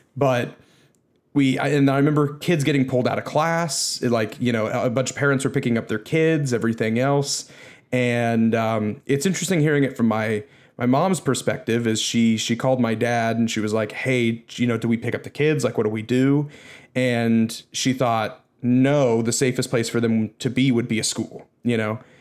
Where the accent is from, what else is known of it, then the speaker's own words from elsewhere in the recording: United States; as an American